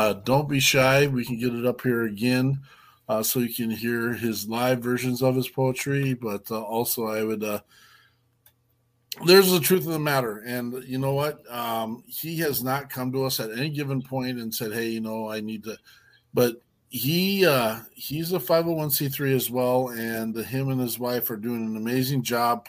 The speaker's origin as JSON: {"language": "English", "region": "Wyoming", "country": "United States", "said": "I'm a hillbilly from Wyoming"}